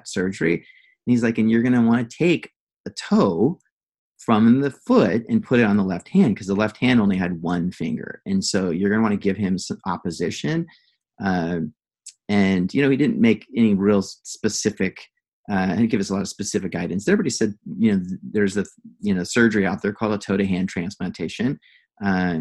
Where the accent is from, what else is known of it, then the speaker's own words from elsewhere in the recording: Santa Barbara, California, United States; I grew up in Santa Barbara